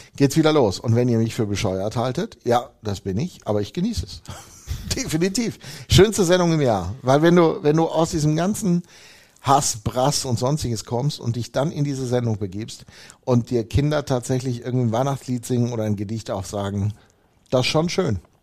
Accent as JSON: {"language": "German", "town": "Hemer", "region": "North Rhine-Westphalia", "country": "Germany", "said": "da wo ich herkomme, im wunderschönsten Dorf der Welt, Hema Deilinghofen"}